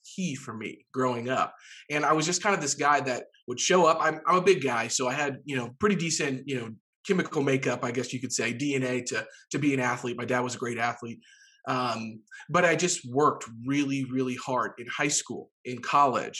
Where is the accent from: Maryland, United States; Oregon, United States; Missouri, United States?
Missouri, United States; Jefferson City; moved away; Jefferson City, Missouri, which is, you know, my hometown